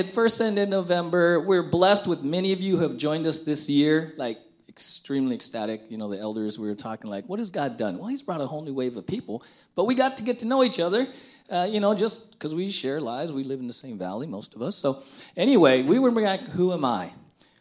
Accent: San Diego, California, United States; That's where I grew up in San Diego

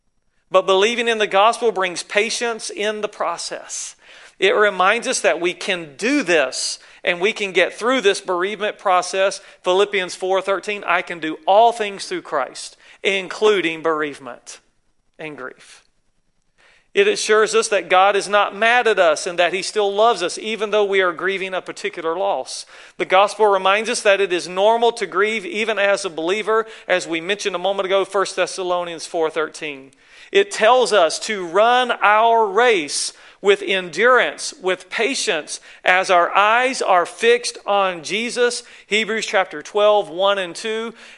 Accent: the South, United States; you can tell I'm from the South, right?

